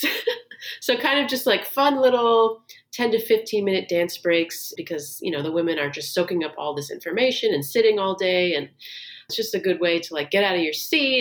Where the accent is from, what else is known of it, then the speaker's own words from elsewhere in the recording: Maryland, United States; also born or lived in New York; now in Los Angeles, United States; I'm from Maryland, but I lived in New York for 8 years. And then now I've been in LA for about 6 years.